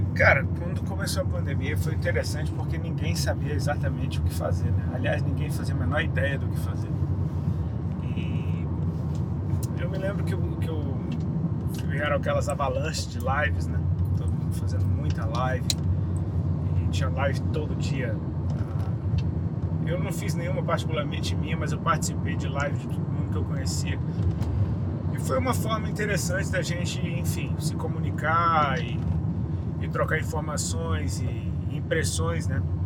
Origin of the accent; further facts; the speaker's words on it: Brasília, Federal District, Brazil; moved away as an adult; now in Santa Catarina, Brazil; Eu nasci em Brasília, fui criado lá